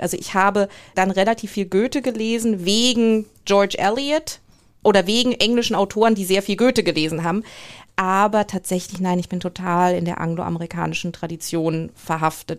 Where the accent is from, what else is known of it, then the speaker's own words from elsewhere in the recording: Germany; moved away as an adult; also born or lived in England; als Deutscher